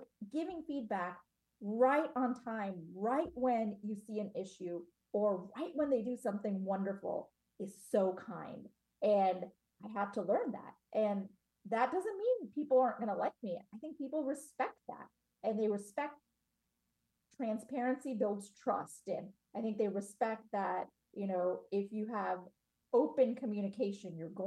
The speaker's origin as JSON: {"language": "English", "town": "Cincinnati", "region": "Ohio", "country": "United States", "tie": "born or raised there", "said": "I was born in Cincinnati, Ohio"}